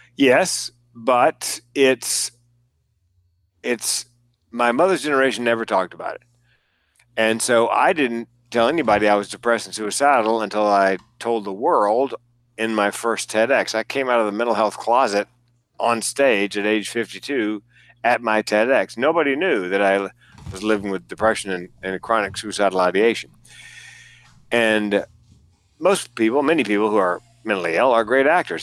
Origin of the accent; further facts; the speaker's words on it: the South, United States; I'm from the South. I grew up there